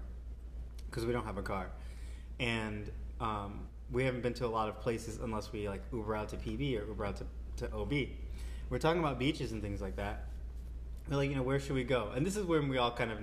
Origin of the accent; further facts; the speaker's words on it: India; I'm Indian